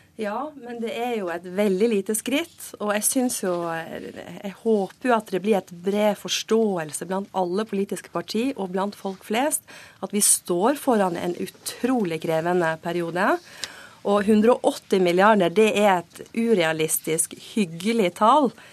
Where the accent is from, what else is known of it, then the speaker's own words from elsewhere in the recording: Western Norway, Norway; Jeg kommer fra Vestlandet